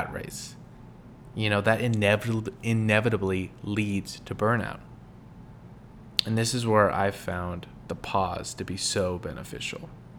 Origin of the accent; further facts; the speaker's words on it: California, United States; moved away; also born or lived in Midwest; I grew up in California